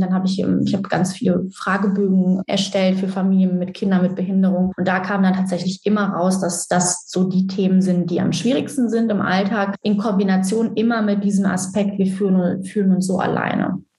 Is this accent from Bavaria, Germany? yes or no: no; Cologne, North Rhine-Westphalia, Germany; Ich komme, wie schon gesagt, aus Köln